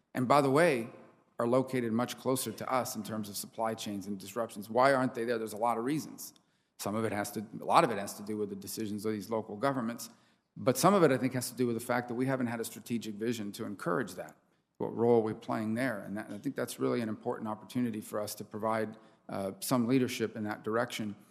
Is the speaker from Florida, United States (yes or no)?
yes; Miami, Florida, United States; my hometown of Miami